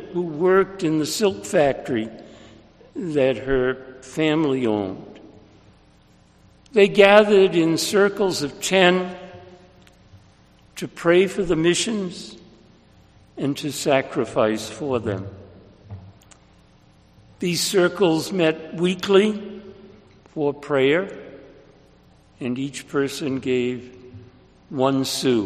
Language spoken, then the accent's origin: English; Boston, Massachusetts, United States; I've lived in Boston all my life